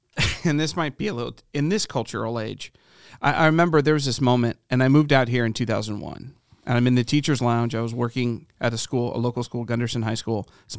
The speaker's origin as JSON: {"language": "English", "region": "Midwest", "country": "United States", "said": "I'm from the Midwest, I was like, oh, we are not in Kansas anymore"}